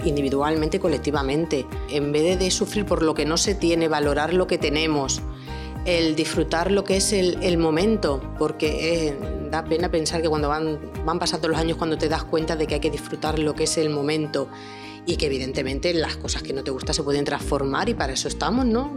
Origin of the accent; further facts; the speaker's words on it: Barcelona, Catalonia, Spain; moved away as an adult; now in Badajoz, Spain; Yo vengo de Barcelona, yo no nací en Extremadura, nací en Barcelona, estudié allí y me trasladé a los 28 años